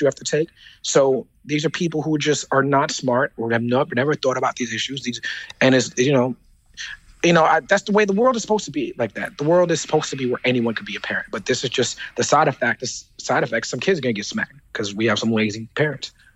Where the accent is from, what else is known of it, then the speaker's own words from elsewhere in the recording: New York City, New York, United States; I am the rapper from Brooklyn